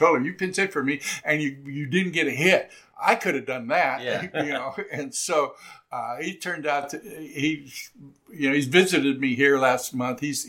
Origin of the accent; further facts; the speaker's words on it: California, United States; moved away; this was my triumphant return to my home state.